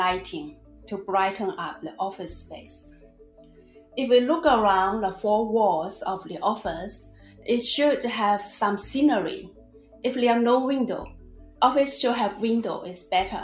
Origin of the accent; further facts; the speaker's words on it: China; now in Australia; I was born and raised in China.